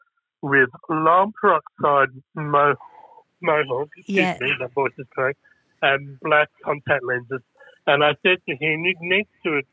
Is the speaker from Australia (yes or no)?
yes; Adelaide, South Australia, Australia; moved away as an adult; also born or lived in Sydney; now in Melbourne, Australia; I grew up in Adelaide and then I went to Sydney and then I came to Melbourne